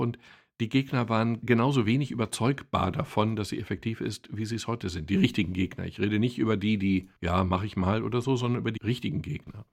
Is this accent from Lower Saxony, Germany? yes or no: no; Castrop-Rauxel, North Rhine-Westphalia, Germany; bei uns in Kastrop